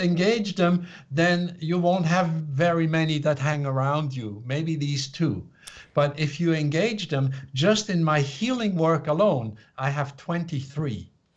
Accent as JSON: {"language": "English", "country": "Switzerland", "tie": "born or raised there", "moved": "as an adult", "lives_now": "United States", "said": "I was born in Switzerland to a family that was very uh, left brain, linear, logical"}